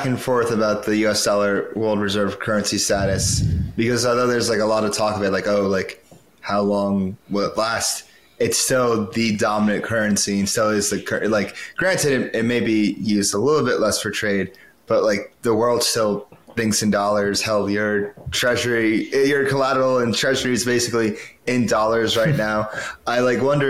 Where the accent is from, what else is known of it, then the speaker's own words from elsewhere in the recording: United States; I'm biased as an American